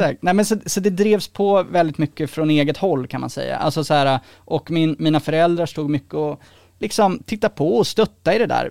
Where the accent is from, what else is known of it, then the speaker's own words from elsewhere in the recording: Sweden; som svensk liksom här kommer från en mer privilegierad bakgrund